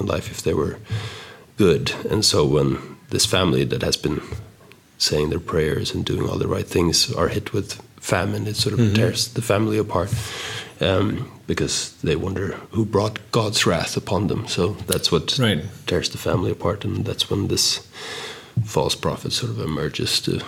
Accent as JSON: {"language": "English", "town": "Stockholm", "region": "Stockholm County", "country": "Sweden", "tie": "born or raised there", "moved": "as an adult", "lives_now": "United States", "said": "I moved from Sweden to America when I was 19"}